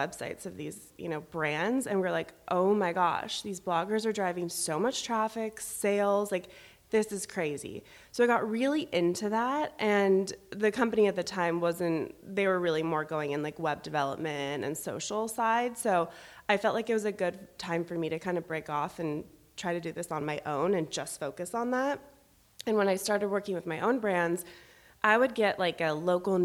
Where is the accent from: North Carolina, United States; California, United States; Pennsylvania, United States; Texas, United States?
California, United States; San Diego; moved away as an adult; now in Los Angeles, United States; I grew up in San Diego. I'm from San Diego